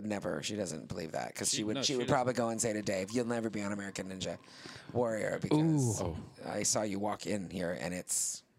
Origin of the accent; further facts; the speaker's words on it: Canada; moved away; I grew up in Canada